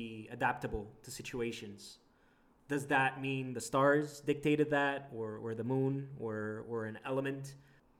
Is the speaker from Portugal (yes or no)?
yes; Portugal; now in Canada; I wasn't necessarily born in Canada. I am an immigrant from Portugal